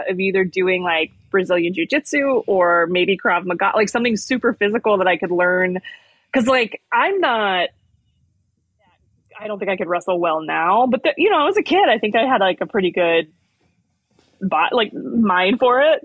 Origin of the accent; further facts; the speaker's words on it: Morgan Hill, California, United States; I grew up in a town called Morgan Hill that's like in the Bay Area.